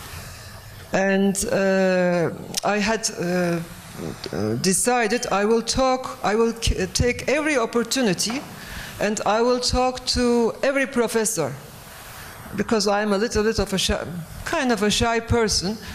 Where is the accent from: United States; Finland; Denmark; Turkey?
Turkey; I'm coming from Turkey